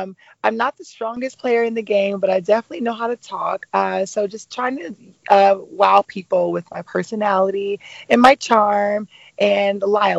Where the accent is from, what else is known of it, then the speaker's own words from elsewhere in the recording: Atlanta, Georgia, United States; I'm 25 years old. I'm originally from Atlanta, Georgia